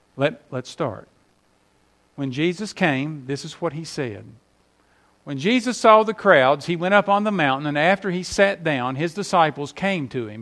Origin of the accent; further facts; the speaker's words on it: West Virginia, United States; moved away; up there in my home state